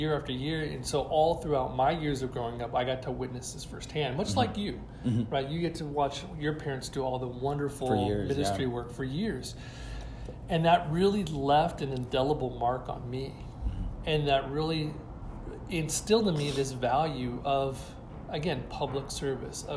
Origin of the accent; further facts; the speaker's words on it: Bakersfield, California, United States; when I grew up in Bakersfield, it was much smaller than it is today, mm-hmm. and went to East Bakersfield High School